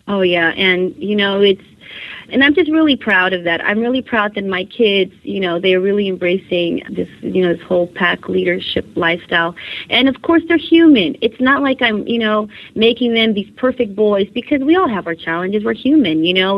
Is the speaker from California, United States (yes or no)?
yes; California, United States; I was born and raised in California